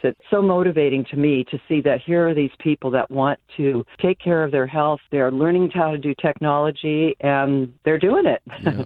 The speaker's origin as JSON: {"language": "English", "town": "Santa Barbara", "region": "California", "country": "United States", "tie": "born or raised there", "said": "I'm born and raised in Santa Barbara"}